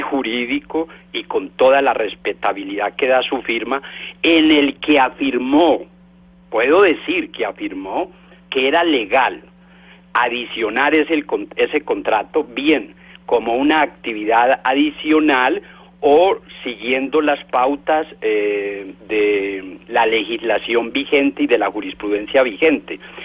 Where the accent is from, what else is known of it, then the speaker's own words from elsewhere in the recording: Colombia; como ciudadano colombiano